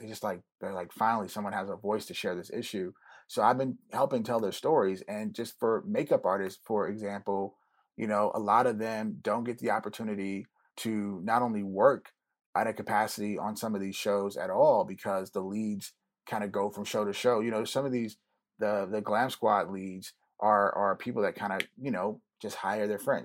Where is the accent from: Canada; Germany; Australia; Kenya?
Germany; now in United States; I grew up in Germany